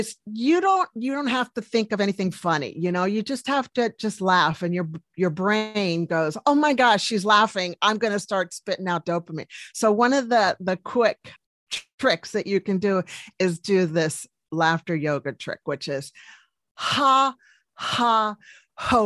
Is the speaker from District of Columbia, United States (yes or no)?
yes; Washington, District of Columbia, United States; now in New Zealand; Originally from Washington, D.C., but I'm living now in New Zealand.